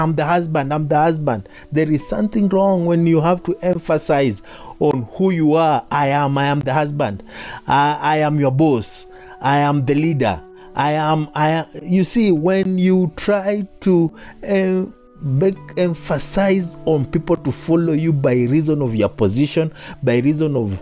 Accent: Kenya; I am a Kenyan and I like our Constitution 2010

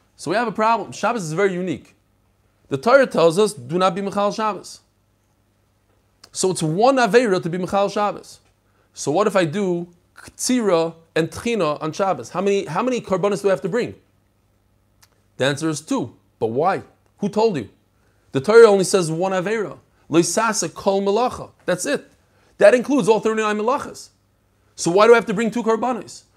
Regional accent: New York City, New York, United States; I love Kensington. That's where I grew up.

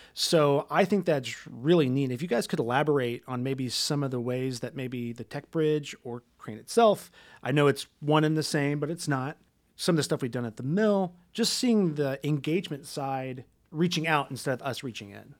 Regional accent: Linton, Indiana, United States; I grew up in Linton

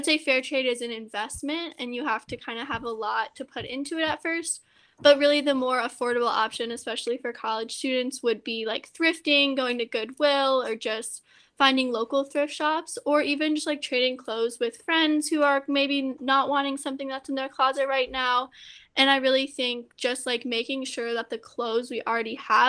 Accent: Louisville, Kentucky, United States; moved away; I'm from Louisville, Kentucky

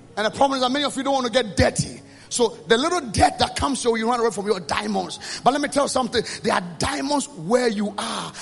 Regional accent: Ghana; I came from Ghana

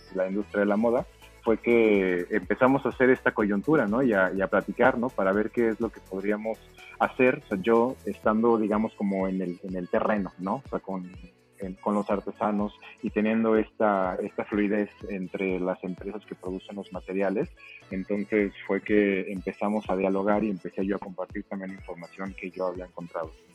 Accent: State of Mexico, Mexico; moved away as an adult; now in Oaxaca, Mexico; Yo soy originario del Estado de México, pero eh, radico en Oaxaca desde el año 2011

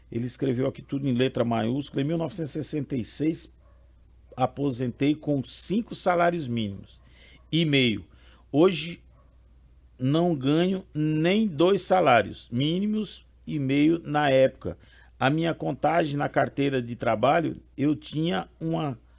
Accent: Brazil; Eu sou brasileiro, lutador trabalhador pra caramba.

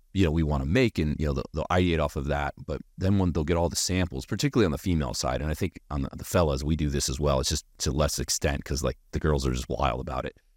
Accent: United States; as American as they come

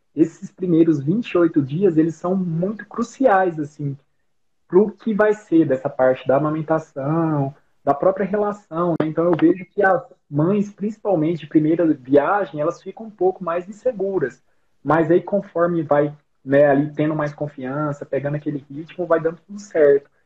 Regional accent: Rio Verde, Goiás, Brazil; accent: R puxado; moved away as an adult; also born or lived in Goiânia; now in Brasília, Brazil; eu sou de Rio Verde, Goiás. É, eu já mudei de lá já tem um bom tempo.

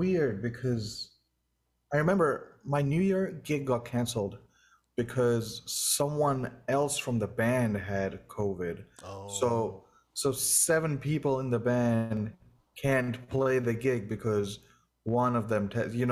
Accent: India; moved away as an adult; also born or lived in Los Angeles; now in Boston, United States; I'm from India and it goes really hot there. And it's been like 7 years, maybe 8 years now I've been

